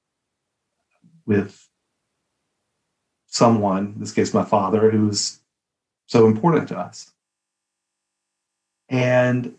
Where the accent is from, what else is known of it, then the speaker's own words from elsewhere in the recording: a little town outside of Birmingham, Alabama, United States; moved away; also born or lived in Boston / Dallas; We're from Alabama, right? So we're from you know, a little town outside of Birmingham, Alabama